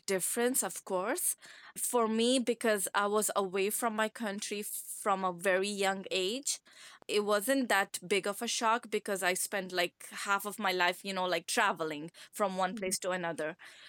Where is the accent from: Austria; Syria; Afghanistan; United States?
Afghanistan; Kandahar; English is a second language; also born or lived in Scotland; now in Ottawa, Canada; I'm from Kandahar.